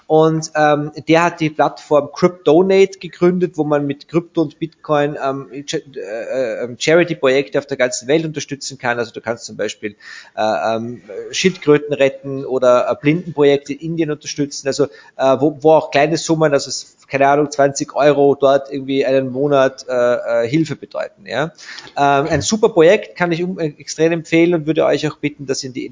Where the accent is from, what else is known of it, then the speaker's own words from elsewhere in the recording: Vienna, Austria; ich bekomme dort als Wiener eine ähnlich, wenn nicht sogar einen noch ruppigeren